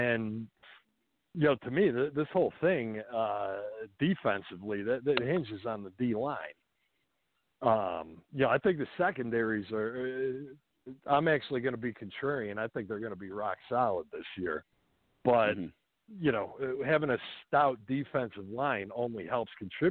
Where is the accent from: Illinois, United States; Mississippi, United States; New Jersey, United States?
Illinois, United States; Chicago; also born or lived in Dallas / Miami; now in St. Petersburg, United States; I grew up in Chicago, lived in Dallas for a while